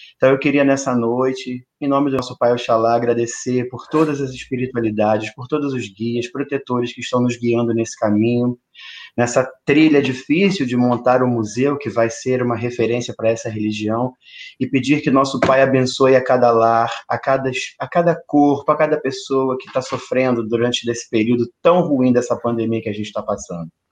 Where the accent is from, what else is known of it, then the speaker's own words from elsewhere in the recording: São Gonçalo, Rio de Janeiro, Brazil; filho de uma zeladora de santo de São Gonçalo, também nascido e criado aqui